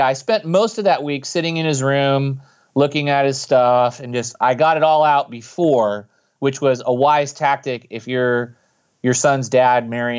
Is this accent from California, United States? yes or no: yes; California, United States; I grew up in Silicon Valley, but then it was all orchards and all those things that we enjoy today were just ideas in people's heads. So I grew up in Northern Califo